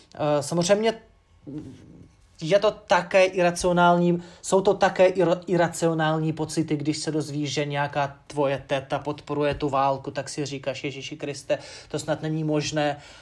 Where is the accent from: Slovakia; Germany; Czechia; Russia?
Russia; Ufa, Bashkortostan; Czech is a second language; now in Czech Republic; město svoje mám rád, Ufu